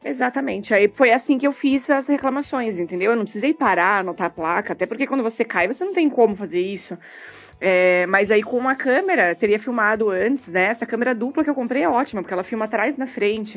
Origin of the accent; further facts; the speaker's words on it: São Paulo, Brazil; moved away; Eu sou de São Paulo, eu, moro, eu tirei minha carteira em São Paulo